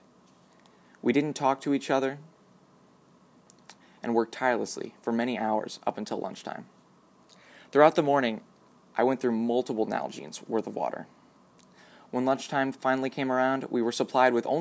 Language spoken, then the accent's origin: English; United States; As an American citizen growing up in a well-off community